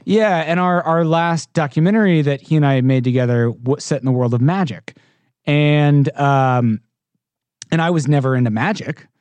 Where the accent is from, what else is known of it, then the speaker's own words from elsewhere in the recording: Houston, Texas, United States; I'm not from the East, I'm from Houston, Texas